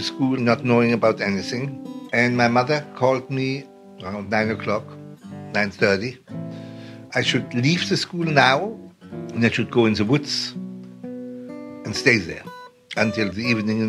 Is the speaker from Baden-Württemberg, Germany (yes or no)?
yes; Mannheim, Baden-Württemberg, Germany; also born or lived in Queens, New York; now in New York, United States; I was born in Mannheim, Germany. My parents were middle or upper middle class